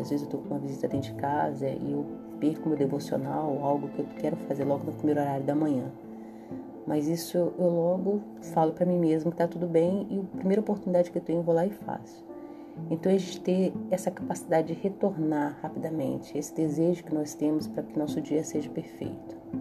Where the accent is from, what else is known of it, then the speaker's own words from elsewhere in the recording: Brasília, Federal District, Brazil; moved away; na metrópole de onde eu venho, em Brasília